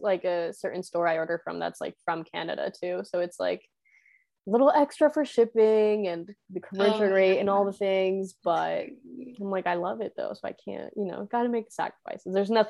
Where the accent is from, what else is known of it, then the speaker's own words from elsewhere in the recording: Spain; I bought some when I was in Spain, because my hometown has this little like market, like flea market, every single Wednesday